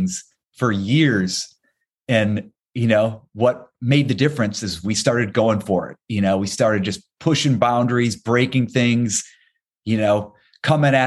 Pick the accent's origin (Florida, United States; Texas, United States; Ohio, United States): Ohio, United States; moved away; growing up in Ohio